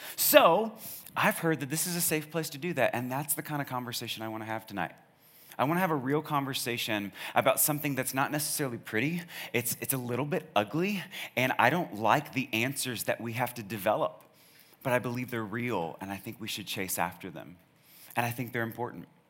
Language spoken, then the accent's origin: English; Charlottesville, Virginia, United States; now in Snellville, United States; I'm from Charlottesville